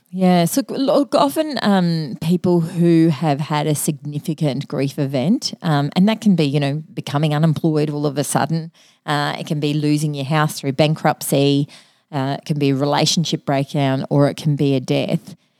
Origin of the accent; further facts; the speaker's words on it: Mackay, Queensland, Australia; I grew up in Mackay and, uh, my, part of my cultural heritage is M-, Maltese.